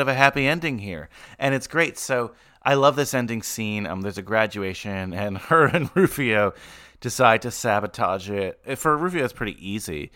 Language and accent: English; Bergen County, New Jersey, United States; growing up in Bergen County, just outside New York